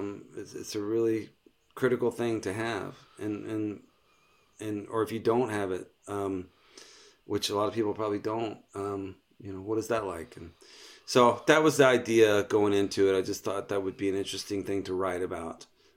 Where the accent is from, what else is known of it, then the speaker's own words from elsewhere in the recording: Texas, United States; I grew up in just outside of Houston, and I would go visit him pretty regularly.